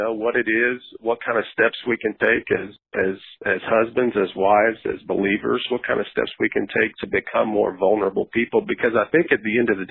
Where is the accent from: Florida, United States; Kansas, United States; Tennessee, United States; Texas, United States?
Tennessee, United States; Nashville; Growing up in Nashville, I went to a church for about 7 years